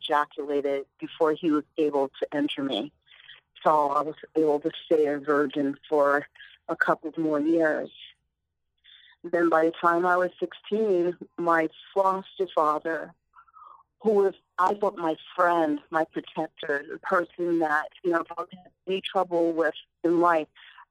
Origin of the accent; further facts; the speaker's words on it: Long Island, New York, United States; I grew up out on Long Island